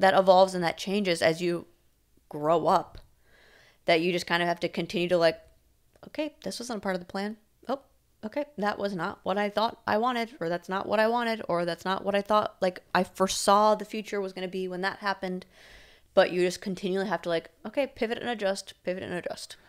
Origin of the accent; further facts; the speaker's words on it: Milton, Wisconsin, United States; moved away; I got to grow up there